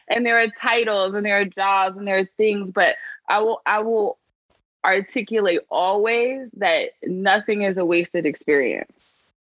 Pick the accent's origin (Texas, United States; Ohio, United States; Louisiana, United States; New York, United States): New York, United States; New York City; I grew up in the poorest congressional district in the country